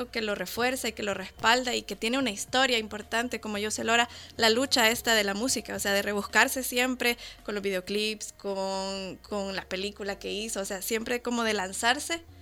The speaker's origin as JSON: {"language": "Spanish", "country": "Guatemala", "said": "yo no me crié escuchando esa música, yo soy guatemalteca"}